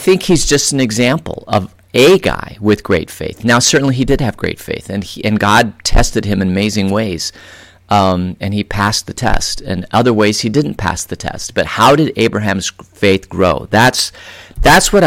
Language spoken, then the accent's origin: English; Phoenix, Arizona, United States; moved away as an adult; now in Vail, United States; I grew up in Phoenix, and I lived there for 32 years, pretty much in the same neighborhood.